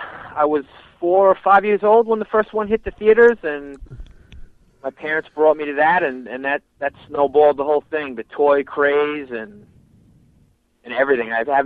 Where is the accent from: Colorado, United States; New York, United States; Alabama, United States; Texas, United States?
New York, United States; Long Island; I am from Long Island, New York.